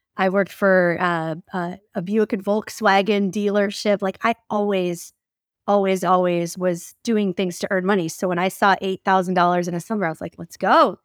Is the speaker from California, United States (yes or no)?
no; about forty minutes north of Detroit, Michigan, United States; moved away as an adult; also born or lived in Salem, Oregon / Vancouver, Washington / Portland, Oregon; now in Florida, United States; grew up about forty minutes north of Detroit, Michigan, and, uh, very, like, suburbia, typical kind of Midwest